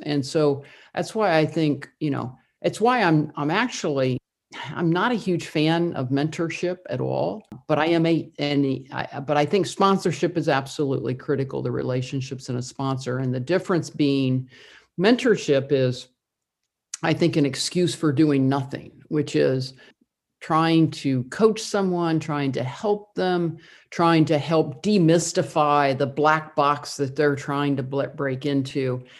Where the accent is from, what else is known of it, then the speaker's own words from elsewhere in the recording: Indiana, United States; I grew up in the Midwest, I grew up in Indiana